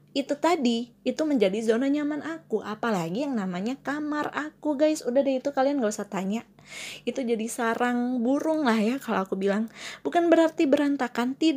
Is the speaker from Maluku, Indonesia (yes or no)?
no; Malang, East Java, Indonesia; now in Jakarta, Indonesia; antara aku kembali lagi ke kota aku yang tercinta kota Malang atau aku survive di sini kayak aku harus uh, bertahan di sini dan cari kerjaan yang baru lagi di Jakarta lagi